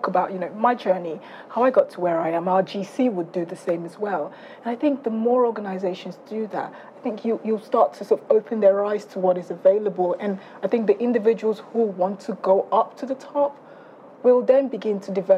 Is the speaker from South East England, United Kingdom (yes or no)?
yes; South East England, United Kingdom; I grew up in Surrey, so forgive me.